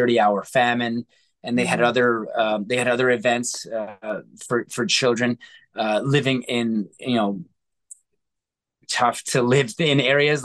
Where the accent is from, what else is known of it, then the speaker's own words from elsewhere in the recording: Canada; as a Canadian kid